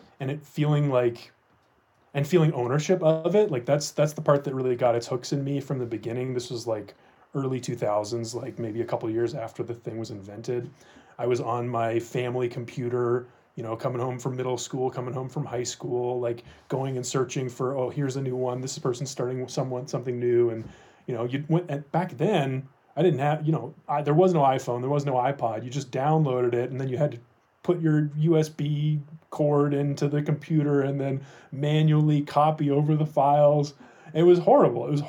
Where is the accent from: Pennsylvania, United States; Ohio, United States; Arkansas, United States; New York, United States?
Ohio, United States; moved away as an adult; now in Denver, United States; I grew up in Ohio